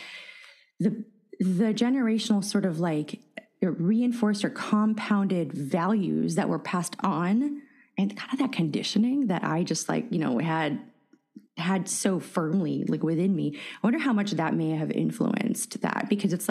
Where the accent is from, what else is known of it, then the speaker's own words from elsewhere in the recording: San Francisco, California, United States; first language Russian; English is a second language; I grew up in San Francisco